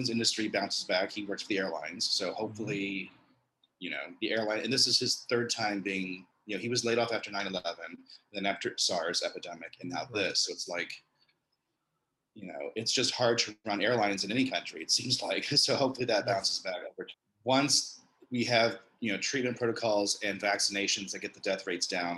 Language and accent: English; Southern Indiana, United States; also born or lived in Chicago, United States; now in San Francisco, United States; I'm from Southern Indiana